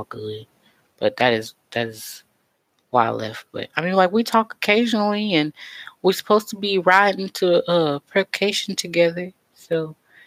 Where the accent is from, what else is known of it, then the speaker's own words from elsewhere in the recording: Kansas City, Missouri, United States; I am from Kansas City, home of the Chiefs